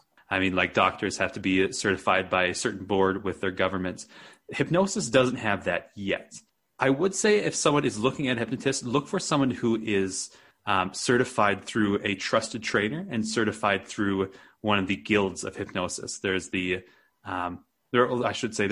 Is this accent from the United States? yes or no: yes; Wisconsin, United States; now in Santa Fe, United States; I grew up in Wisconsin, which is a pretty flat area